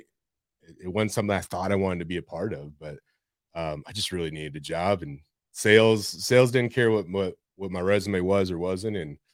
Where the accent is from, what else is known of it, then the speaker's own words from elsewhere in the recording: San Antonio, Texas, United States; I was born, raised here, left for school, high school, college, spent a couple of years doing different things in Arizona, California, and decided to come back here.